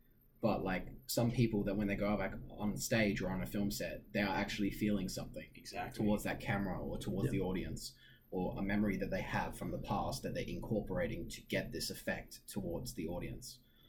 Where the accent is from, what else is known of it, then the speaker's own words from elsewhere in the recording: Oman; now in New York, United States; I think I had a mindset coming to New York, just from my own experiences in my hometown in Oman.